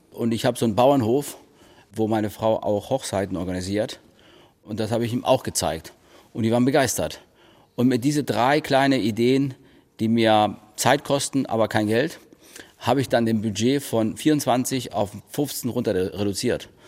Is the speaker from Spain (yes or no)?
yes; Spain; born there; Aber ich bin auch eigentlich kein richtiger Ire. Ich bin in Spanien geboren.